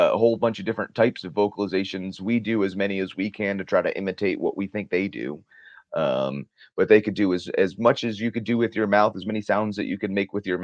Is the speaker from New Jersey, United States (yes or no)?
yes; New Jersey, United States; I'm from New Jersey